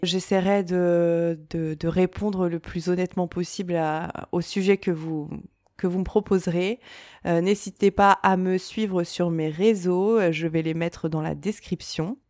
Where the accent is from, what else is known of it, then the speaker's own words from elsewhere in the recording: Reims, Grand Est, France; je viens de Reims